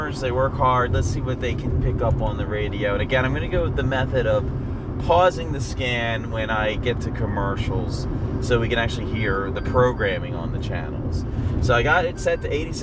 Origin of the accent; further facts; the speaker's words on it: Pennsylvania, United States; now in Maryland, United States; That's my home state originally